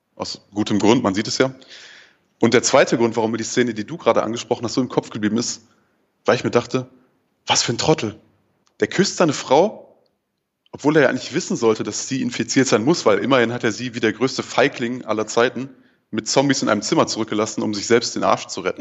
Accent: Ruhr area, North Rhine-Westphalia, Germany; now in Marburg, Germany; Ich komme ursprünglich aus dem Ruhrpott

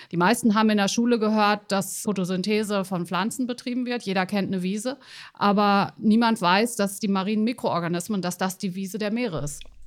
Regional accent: Weserbergland, Germany; moved away; wenn ich ins Weserbergland fahre, wo ich geboren bin

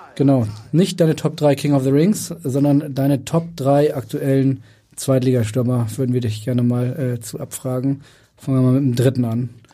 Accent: Hamburg, Germany; als Hamburger

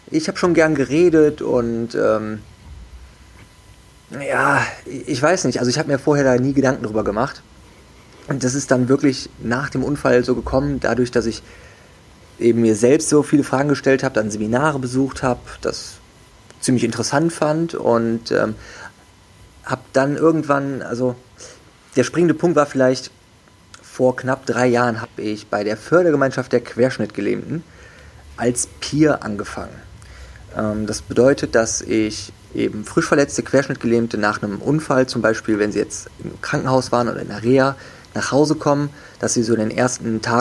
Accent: Wuppertal, North Rhine-Westphalia, Germany; Also ich bin aufgewachsen, geboren und aufgewachsen in Wuppertal und ähm, habe dort erstmal bin da ganz normal zur Schule gegangen

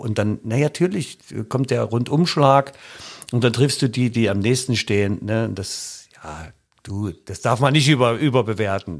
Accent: the East, East Germany, Germany; komm ich eigentlich aus dem Osten

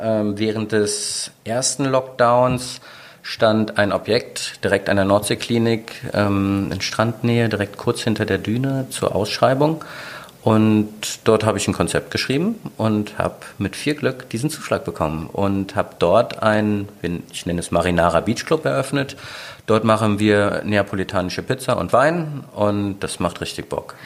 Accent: Mönchengladbach, North Rhine-Westphalia, Germany; moved away as an adult; also born or lived in Aachen / Düsseldorf; now in Sylt, Germany; gebürtiger Aachener, aufgewachsen bin ich aber eigentlich in Mönchengladbach, dann nach Düsseldorf gekommen

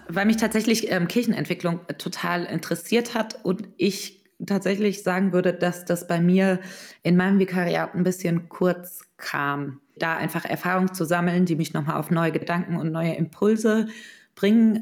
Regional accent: Mainz, Rhineland-Palatinate, Germany; moved away as an adult; also born or lived in Heidelberg; Ich bin ursprünglich aus Mainz, also und habe dann in Heidelberg studiert.

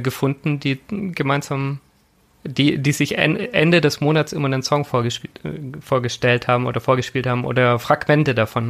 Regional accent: a Swabian village, Germany; grundsätzlich bin ich in einer sehr eher aktiven Landeskirche groß geworden. Also es war halt bei uns im schwäbischen Dorf

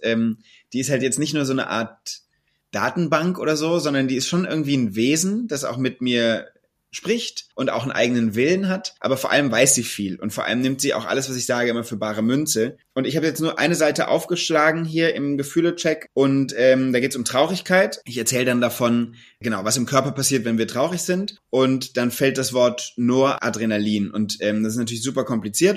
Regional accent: Mainz, Rhineland-Palatinate, Germany; also born or lived in Bad Kreuznach; ich bin in Mainz geboren und, ähm, auch dort zur Grundschule gegangen, in Mainz-Bretzenheim. Und als wir, als ich zehn Jahre alt war, sind wir aber aufs Land gezogen. Und dann bin ich in Bad Kreuznach oder Umgebung von Bad Kreuznach aufgewachsen

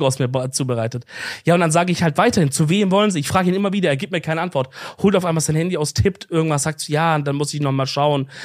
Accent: Swabia, Baden-Württemberg, Germany; als Schwabe

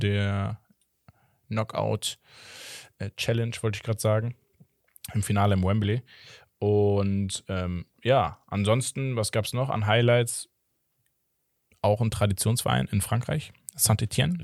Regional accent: Portugal; ich als Portugiese

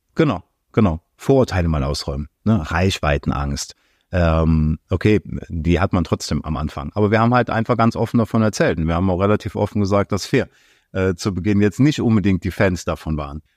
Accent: Aachen, North Rhine-Westphalia, Germany; ich komme aus Aachen

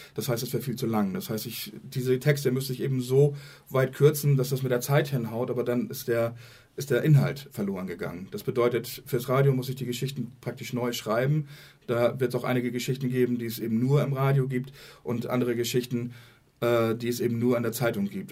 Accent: Germany; bei uns in Deutschland

